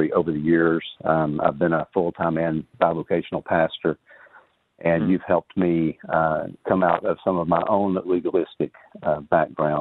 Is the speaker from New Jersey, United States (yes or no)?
no; Riverdale, Georgia, United States; I grew up in Riverdale, not far from Ellenwood